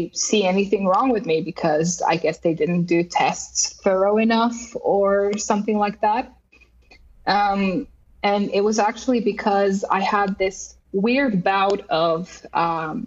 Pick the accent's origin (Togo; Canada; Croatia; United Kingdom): Croatia; moved away as an adult; now in Finland; I grew up in Croatia as an only child